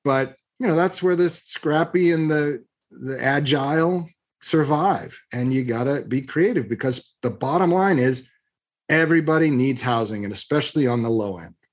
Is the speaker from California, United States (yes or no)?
yes; Long Beach, California, United States; I was born in Long Beach, California, of moderate means